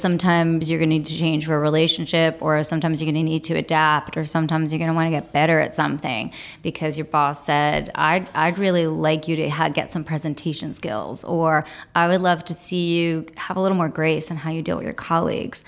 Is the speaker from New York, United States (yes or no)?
yes; New York City, New York, United States; I grew up here. I grew up in Brooklyn